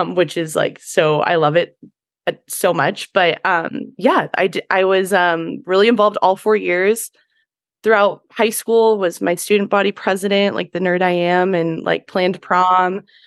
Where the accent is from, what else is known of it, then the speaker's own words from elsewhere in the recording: Pleasanton, California, United States; I am originally from the Bay Area, from Pleasanton, which is the East Bay